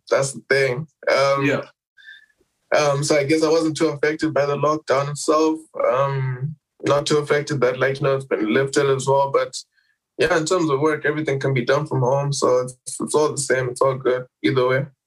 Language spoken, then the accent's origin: English; Harare, Zimbabwe; I'm from Zim. I'm, I'm from Zim first of all.